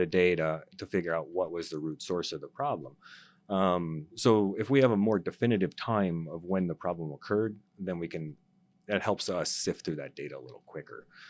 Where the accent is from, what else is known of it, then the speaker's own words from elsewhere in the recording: North Dakota, United States; moved away as an adult; now in Arizona, United States; I'm originally from North Dakota, um, born and raised there. I came to uh, Arizona to uh, attend college